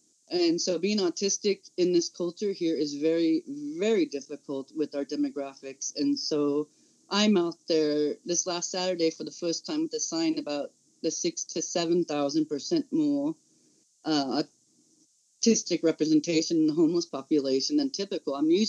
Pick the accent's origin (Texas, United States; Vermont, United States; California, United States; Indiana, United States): California, United States; This California is red state. This is Trumplandia. I come from the Central Valley. This is nothing like San Francisco. And this is nothing like LA.